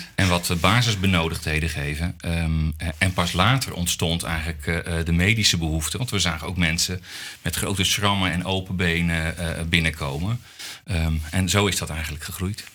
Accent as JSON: {"language": "Dutch", "country": "Netherlands", "said": "als Nederlander"}